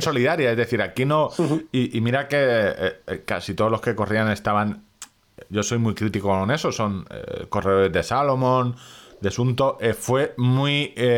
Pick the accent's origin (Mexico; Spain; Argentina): Spain; somos españoles